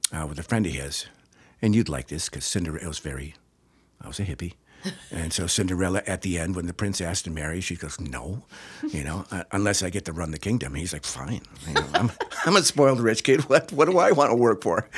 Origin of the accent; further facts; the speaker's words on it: Two Rivers, Wisconsin, United States; born and raised in Two Rivers, Wisconsin